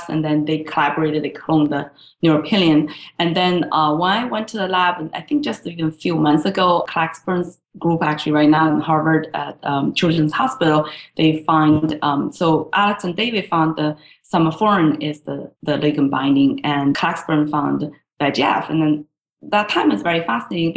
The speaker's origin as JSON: {"language": "English", "country": "China", "tie": "born or raised there", "moved": "as an adult", "said": "I grew up in China."}